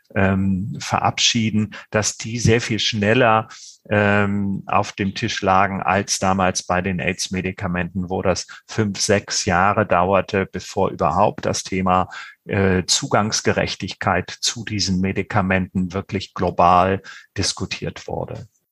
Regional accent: Germany; bei uns in Deutschland

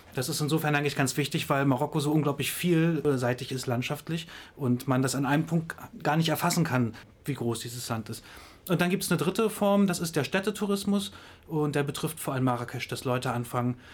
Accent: Greifswald, Mecklenburg-Vorpommern, Germany; ich komme aus Greifswald

